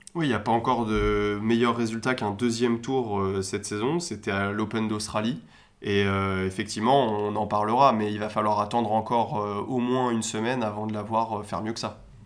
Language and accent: French; France; en tant que Français